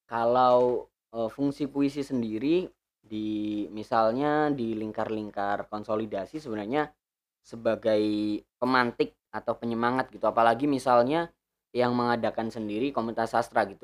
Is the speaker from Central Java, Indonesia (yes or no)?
yes; Pemalang, Central Java, Indonesia; di kampungku sendiri di kota bukan kota sih kabupaten Pemalang